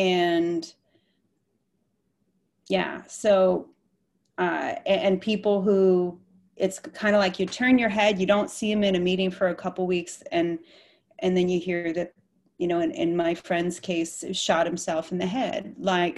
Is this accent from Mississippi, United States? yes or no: no; Michigan, United States; moved away as an adult; I grew up in the Midwest in Michigan